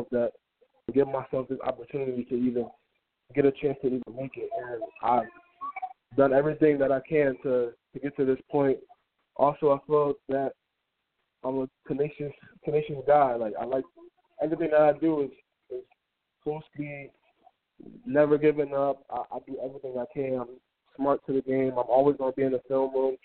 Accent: Hartford, Connecticut, United States; growing up here, I mean, it wasn't that good. Like, it's a tough place to grow up

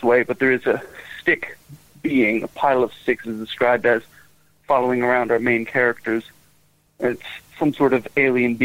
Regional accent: United States; I'm an American

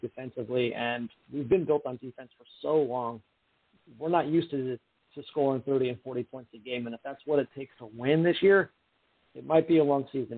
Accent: Bay Area, California, United States; now in San Diego, United States; I'm originally from the Bay Area

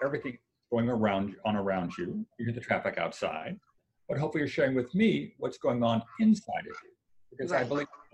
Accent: Washington, District of Columbia, United States; moved away as an adult; now in Santa Barbara, United States; I grew up in the Washington, D.C. area

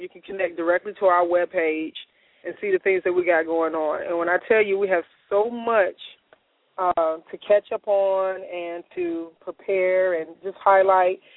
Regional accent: Chicago, Illinois, United States; I'm from Chicago

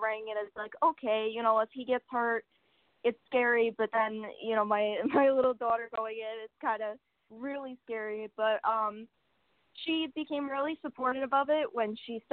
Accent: New York, United States; I grew up in New York

